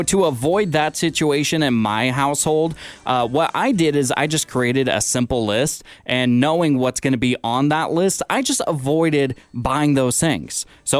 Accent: Seattle, Washington, United States; now in Sonoma County, United States; my hometown of Seattle.

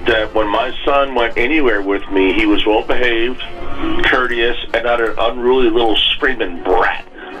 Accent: New Jersey, United States; moved away; I grew up in Jersey

